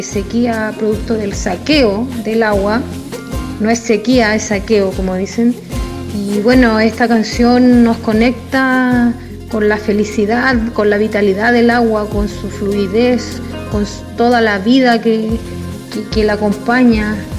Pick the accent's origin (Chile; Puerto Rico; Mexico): Chile; desde Chile